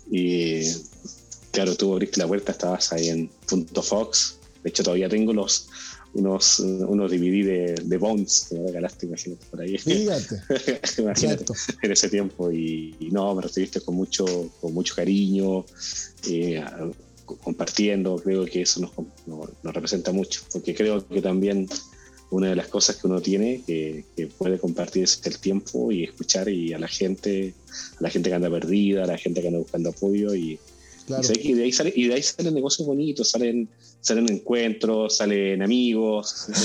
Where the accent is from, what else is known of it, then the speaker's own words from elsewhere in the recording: Chile; al ladito, un, pasillo al ladito de Argentina